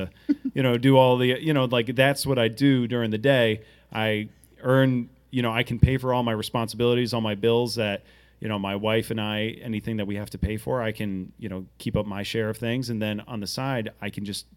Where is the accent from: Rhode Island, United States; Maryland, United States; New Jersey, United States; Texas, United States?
Rhode Island, United States; Portsmouth; I grew up in Portsmouth, Rhode Island